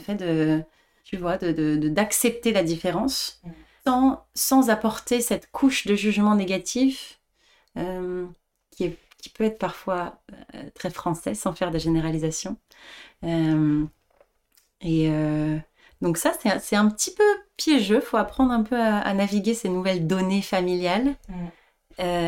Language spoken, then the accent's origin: French; France; moved away as an adult; j'ai été élevée en France aussi